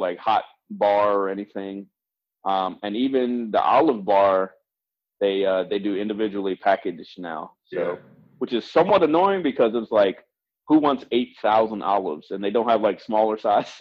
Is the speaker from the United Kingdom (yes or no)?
no; Baltimore, Maryland, United States; I'm from Baltimore